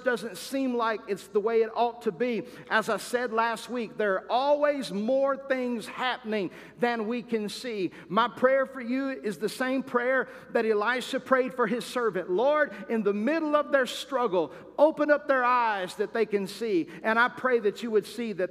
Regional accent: United States; As American people and as Christians

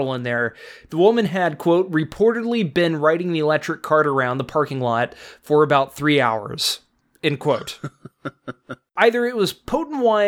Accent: Tomball, Texas, United States; now in Los Angeles, United States; growing up in Tomball, Texas

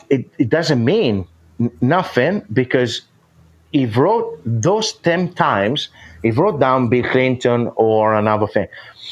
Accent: northern Italy, Italy; I'm from Europe. Where in Europe? Italy, north of Italy.

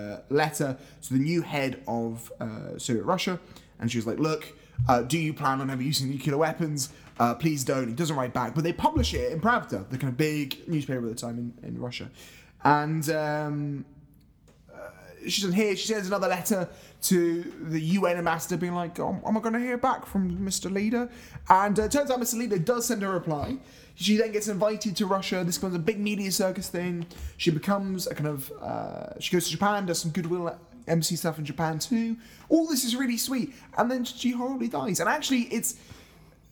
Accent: Scotland, United Kingdom; as a Scottish person

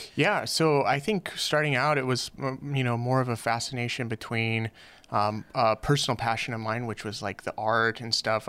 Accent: Los Angeles, California, United States; moved away as an adult; now in Hawaii, United States; I grew up, uh, in, uh, in L A in a little, uh, little hood called Van Nuys

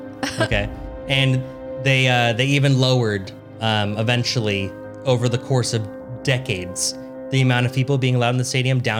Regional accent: Los Angeles, California, United States; we're from Los Angeles

